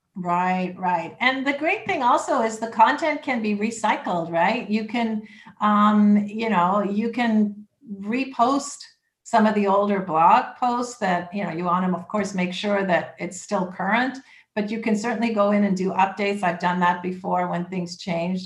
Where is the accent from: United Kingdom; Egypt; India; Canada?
Canada; Toronto, Ontario; moved away as an adult; now in Lake Worth Beach, United States; I'm originally from Toronto, Canada, and came here in 2005